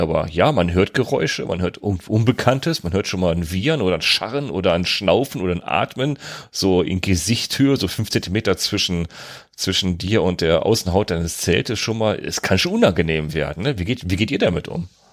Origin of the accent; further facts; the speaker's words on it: North Rhine-Westphalia, Germany; Ich komme aus NRW